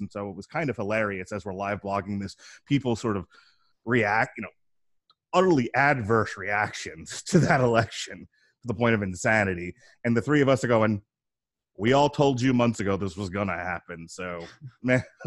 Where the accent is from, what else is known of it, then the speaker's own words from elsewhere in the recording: New York, United States; now in Florida, United States; I'm originally from New York, now living in the sunny state of Florida.